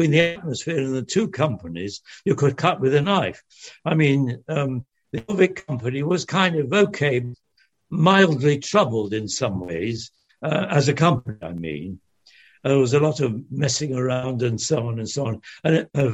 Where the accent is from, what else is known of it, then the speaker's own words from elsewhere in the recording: Manchester, North West England, United Kingdom; English is a second language; also born or lived in France; there was a very big factory making agricultural machinery in Trafford Park in Manchester. I didn't speak a word of English